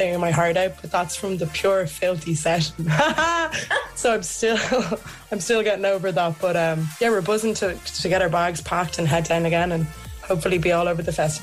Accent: Ireland; I'm from Ireland

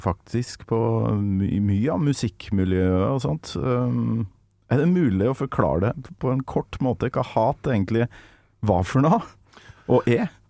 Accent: Trøndelag, Norway; moved away; når jeg er hjemme i Trøndelag

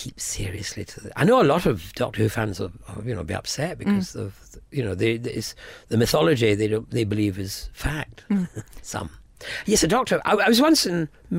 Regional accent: Scotland, United Kingdom; a lot of Scots, we're

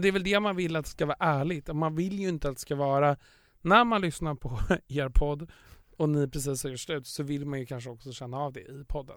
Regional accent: Stockholm, Stockholm County, Sweden; där jag kommer ifrån, Östermalm, överklassen

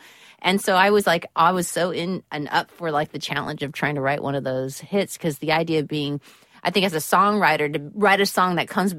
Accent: California, United States; being that I'm from California, we've always had, like, warm Christmases. We don't have that whole white Christmas thing

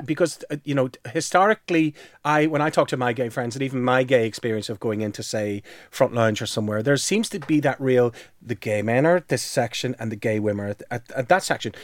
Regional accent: Belfast, Northern Ireland, United Kingdom; moved away; when I was growing up in Belfast

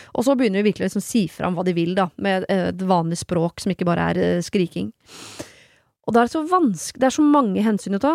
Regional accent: Oslo, Norway; jeg gikk på SFO som barn i Bjølsenparken

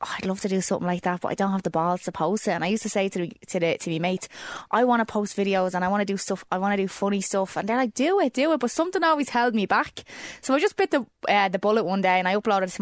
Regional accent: Dublin, Leinster, Ireland; I grew up in Clondalkin in a place called Neilstown, and I grew up there all my life.

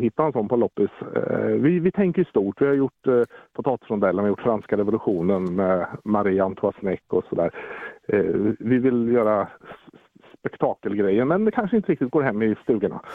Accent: Mjölby, Östergötland, Sweden; also born or lived in Södermanland; Jag är helt ärligt sörmlänning från början men blev ju annekterad hit i åttaårsåldern

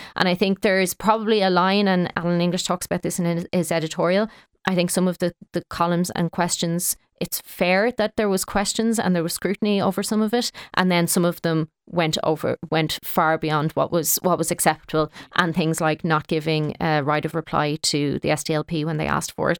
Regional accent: Kildare, Leinster, Ireland; now in Dublin, Ireland; I live in Dublin, but I'm from Kildare and play hurling in Kildare

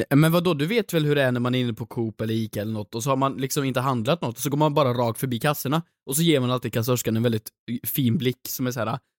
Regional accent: Värmland, Sweden; moved away; hemma i Värmland

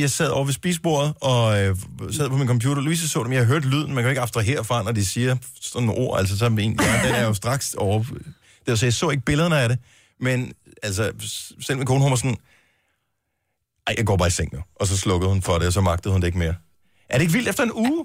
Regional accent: Denmark; vi er fra Danmark

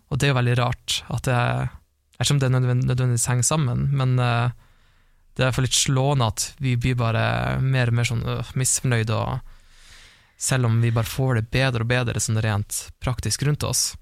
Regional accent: Harstad, Troms, Norway; accent: Northern Norwegian; moved away; ble jeg igjen i Harstad, det er det der jeg kommer fra

